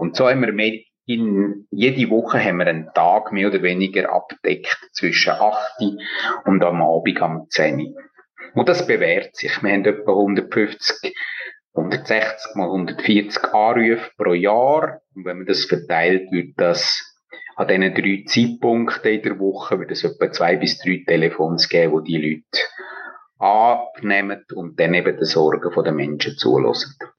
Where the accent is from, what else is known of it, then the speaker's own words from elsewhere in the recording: Engadin, Graubünden, Switzerland; moved away as an adult; also born or lived in Bern / Schwarzenburg; Ich bin in Engadin aufgewachsen und habe in Bern Theologie studiert